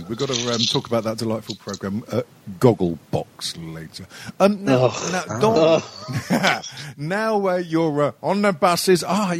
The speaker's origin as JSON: {"language": "English", "region": "England", "country": "United Kingdom", "said": "we're English"}